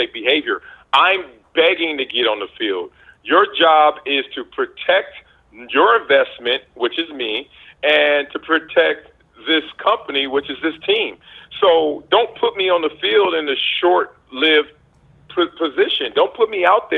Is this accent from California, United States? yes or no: yes; Compton, California, United States; moved away; my path of growing up in Compton around all the drugs and gangs and the poverty